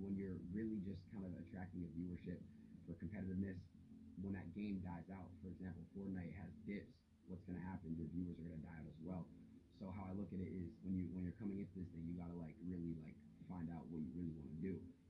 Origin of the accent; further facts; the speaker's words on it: Three Rivers, United States; Growing up in Three Rivers, you know, it's like very, very small. Everyone knows each other.